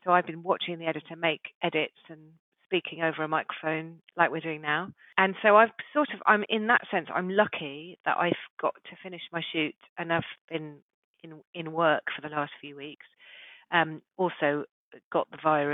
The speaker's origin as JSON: {"language": "English", "town": "Saffron Walden", "region": "East of England", "country": "United Kingdom", "tie": "born or raised there", "also_born_or_lived": "Yorkshire", "said": "I grew up in Saffron Walden in Essex"}